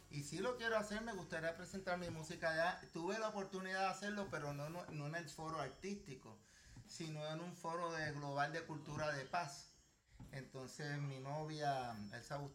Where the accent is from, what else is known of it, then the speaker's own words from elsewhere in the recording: Vega Alta, Puerto Rico; de mi pueblo Vega Alta, que nos conocemos de niños.